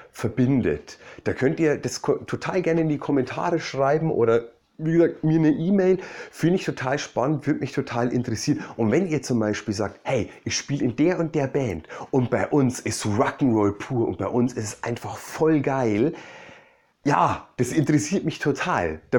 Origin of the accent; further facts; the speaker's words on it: Bavaria, Germany; da ähm, war ich in meiner Heimat in Bayern